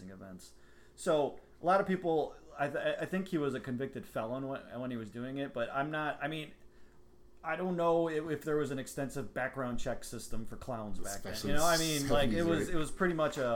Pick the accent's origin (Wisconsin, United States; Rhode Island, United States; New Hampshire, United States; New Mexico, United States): Wisconsin, United States; Milwaukee; we are from Milwaukee